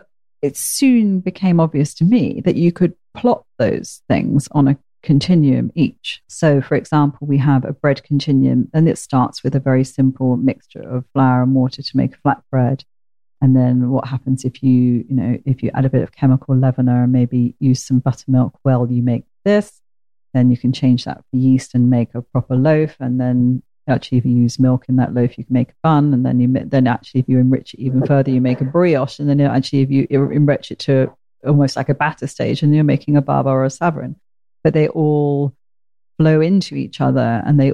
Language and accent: English; Portsmouth, South East England, United Kingdom; I come from Portsmouth